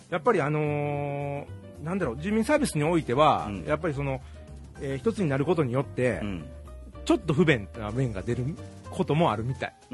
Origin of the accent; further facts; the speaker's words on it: Osaka, Japan; 私も大阪市民でして、